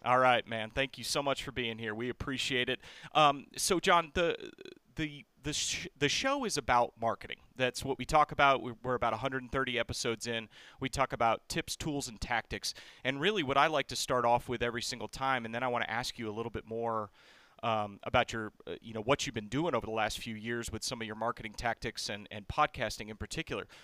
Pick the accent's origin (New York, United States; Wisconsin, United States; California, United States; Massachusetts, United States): Massachusetts, United States; I'm from New England. I'm from Massachusetts